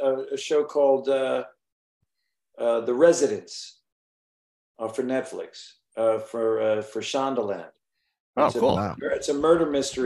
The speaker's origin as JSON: {"language": "English", "town": "West Islip", "region": "New York", "country": "United States", "tie": "born or raised there", "also_born_or_lived": "Moriches, New York", "said": "I grew up on Long Island."}